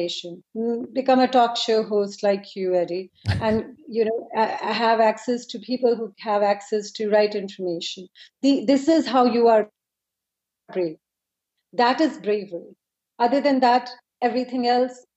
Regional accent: India; now in United States; I'm from India

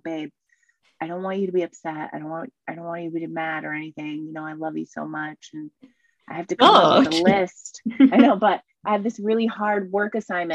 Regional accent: Massachusetts, United States; also born or lived in New England; now in London, United Kingdom; I'm also from Massachusetts

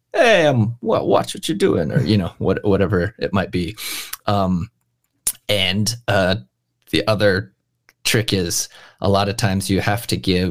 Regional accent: United States; moved away as an adult; also born or lived in Japan (ancestry); now in London, United Kingdom; my main childhood in America

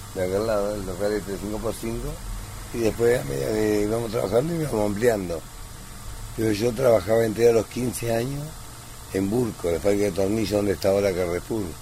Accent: Luján, Buenos Aires Province, Argentina; also born or lived in Italy; yo del año 58 que vivía acá en la esquina, así que prácticamente nací acá. Nací en Italia, pero vine a los cuatro años

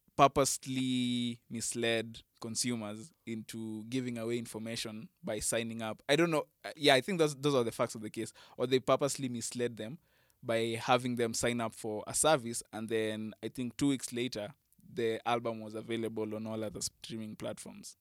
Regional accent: Kenya; me as a Kenyan music fan

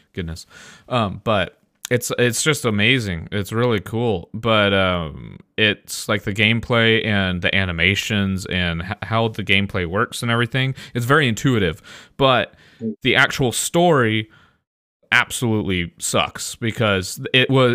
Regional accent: Midwest, United States; I'm from the Midwest.

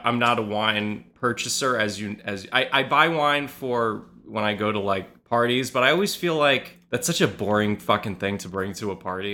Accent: New York City, New York, United States; I grew up in the West Village

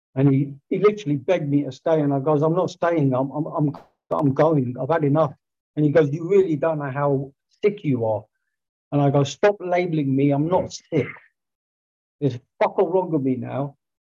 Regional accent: Greenford, London, United Kingdom; my hometown, Greenford

